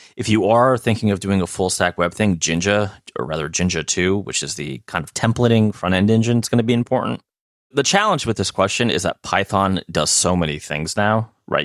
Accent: United States; I'm American

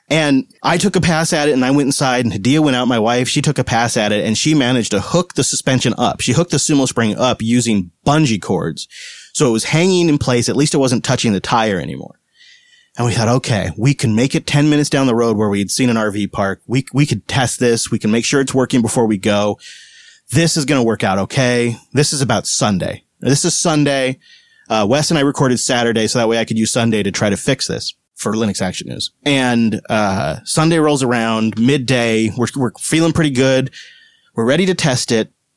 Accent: Seattle, Washington, United States; moved away; we're from Seattle

